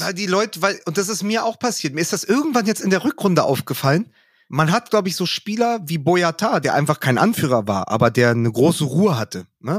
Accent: Berlin, Germany; als Berliner, als Westberliner, als Hertaner

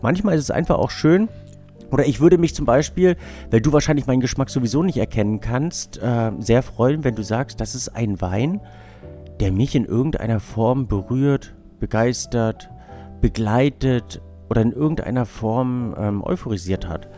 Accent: Binz, Mecklenburg-Vorpommern, Germany; ich, ich bin in Binz groß geworden

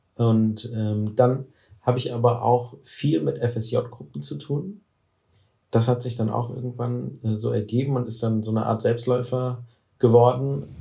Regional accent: Cologne, North Rhine-Westphalia, Germany; ich komme aus Köln

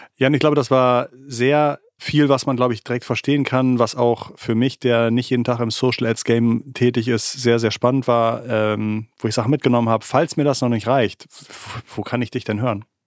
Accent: Hamburg, Germany; als Hamburger

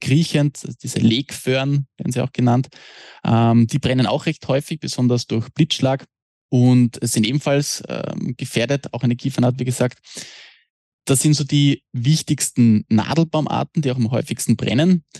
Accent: Austria; bei uns in Österreich

